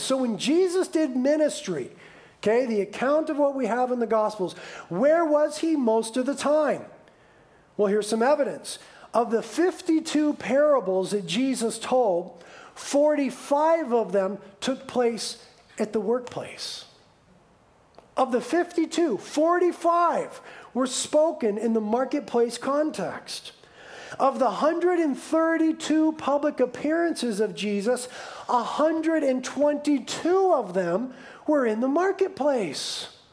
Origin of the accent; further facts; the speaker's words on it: United States; we, as the American church